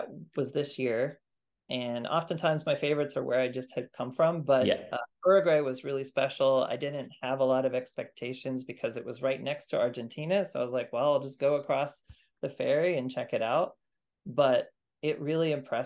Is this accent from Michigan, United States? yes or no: no; Kansas, United States; also born or lived in Armenia; now in Maryland, United States; Growing up in Kansas